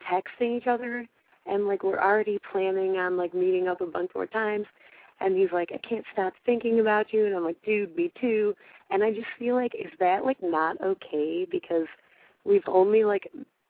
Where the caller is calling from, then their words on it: Chicago, Illinois, United States; No, I'm from Chicago.